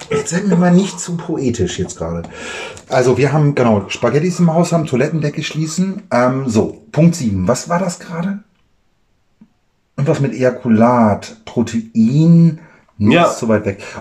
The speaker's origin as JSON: {"language": "German", "country": "Germany", "said": "Und ich als Deutscher natürlich meine, habe italienische Freunde."}